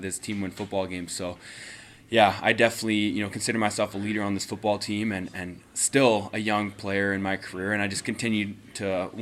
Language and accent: English; Winnipeg, Manitoba, Canada; born or raised there